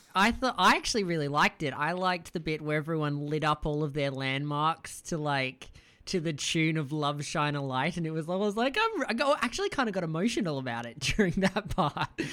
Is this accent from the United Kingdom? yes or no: no; Australia; as an Australian